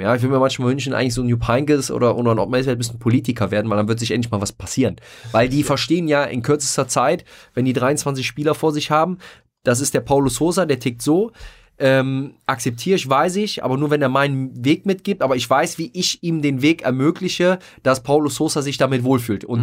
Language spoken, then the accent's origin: German; Rhineland, Germany; ich bin als äh, gebürtiger Glapper Rheinländer